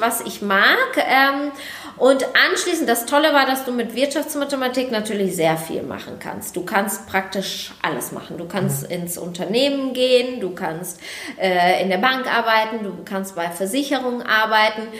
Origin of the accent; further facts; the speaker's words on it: Bielefeld, North Rhine-Westphalia, Germany; now in Düsseldorf, Germany; ursprünglich komme ich eben aus Bielefeld. Ja, und mittlerweile bin ich hier in Düsseldorf